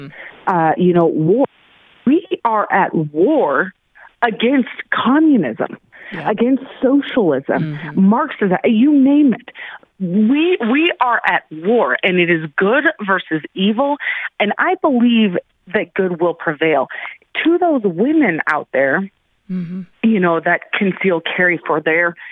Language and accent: English; Aurora, Colorado, United States; born or raised there